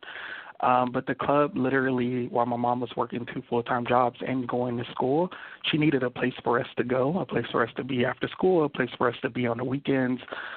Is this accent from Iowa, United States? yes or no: no; Los Angeles, California, United States; also born or lived in Compton, California; I grew up in Compton and Watts